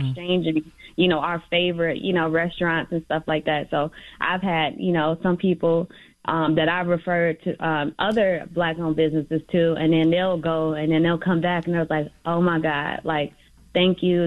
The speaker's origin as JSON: {"language": "English", "town": "Chicago", "region": "Illinois", "country": "United States", "said": "I'm from the Little Village um, community"}